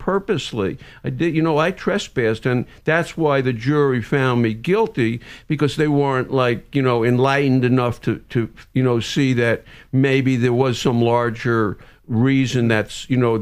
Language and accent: English; New York City, New York, United States; moved away; also born or lived in New Jersey; I grew up in Brooklyn and then New Jersey